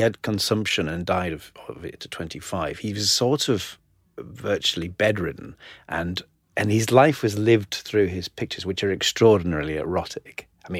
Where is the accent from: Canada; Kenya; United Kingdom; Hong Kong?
United Kingdom; North East England; County Durham, the northeast.